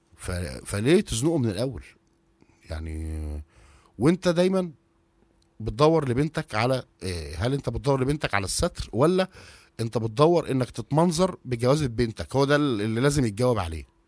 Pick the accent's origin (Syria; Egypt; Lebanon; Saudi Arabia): Egypt; عندنا في مصر